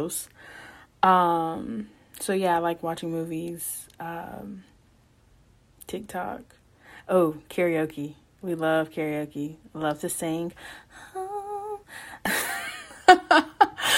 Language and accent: English; Tuscaloosa, Alabama, United States; I am from Tuscaloosa, Alabama